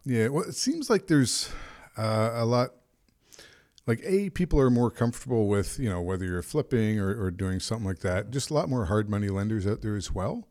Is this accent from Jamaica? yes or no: no; Canada; I'm a Canadian